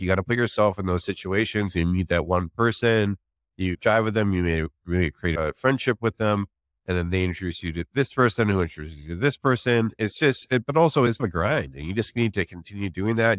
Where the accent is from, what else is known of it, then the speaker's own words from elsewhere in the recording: Canada; moved away as an adult; also born or lived in Vancouver; now in San Francisco, United States; I'm actually Canadian as well. I moved from Vancouver to San Francisco